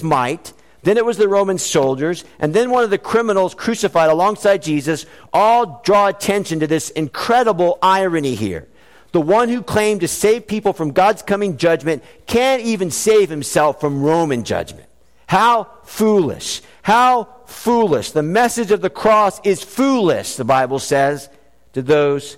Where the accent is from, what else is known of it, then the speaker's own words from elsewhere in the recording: South Florida, United States; when I was a child growing up in South Florida